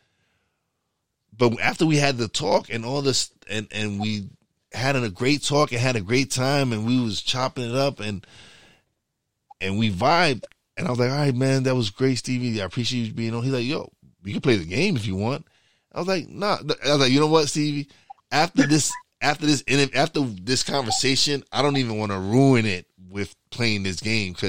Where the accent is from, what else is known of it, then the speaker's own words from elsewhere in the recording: New York, United States; I am a New Yorker.